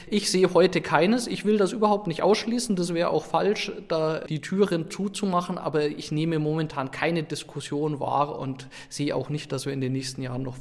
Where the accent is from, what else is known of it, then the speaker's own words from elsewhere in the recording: Munich, Bavaria, Germany; fragt man sich, was habe ich eigentlich als Münchner davon und was habe ich damit zu tun und wie verhält sich das zu meiner Stadt.